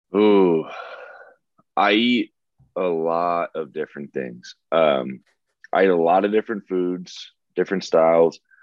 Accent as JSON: {"language": "English", "area": "the Bay Area", "region": "California", "country": "United States", "said": "I'm from the Bay"}